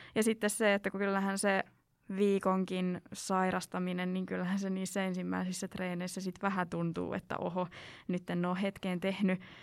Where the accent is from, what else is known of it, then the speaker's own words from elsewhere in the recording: South Ostrobothnia, Finland; kun on itse sieltä Etelä-Pohjanmaalta, niin on aika eri murrettausta